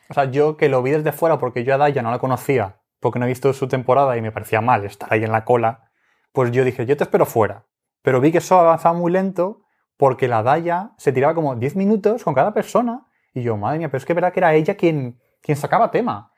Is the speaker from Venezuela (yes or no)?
no; Spain; somos de España